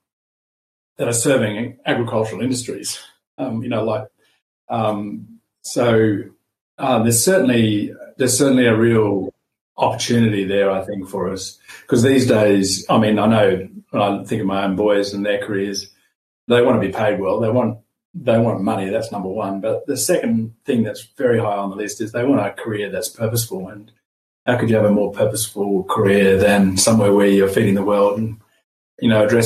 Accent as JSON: {"language": "English", "town": "Sydney", "region": "New South Wales", "country": "Australia", "tie": "born or raised there", "also_born_or_lived": "Armidale", "said": "I was born in Sydney in the suburbs"}